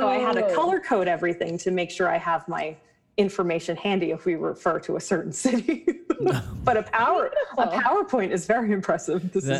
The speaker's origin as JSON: {"language": "English", "region": "East Coast", "country": "United States", "accent": "East Coast accent", "said": "No hello, but my East Coast accent is abrasive enough."}